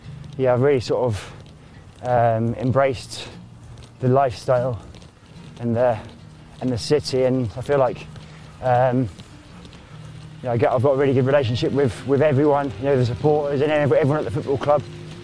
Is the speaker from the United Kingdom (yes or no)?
yes; Norfolk, East of England, United Kingdom; moved away as an adult; now in Aberdeen, United Kingdom; My wife's from Manchester, I'm from Norfolk, and he's from Aberdeen.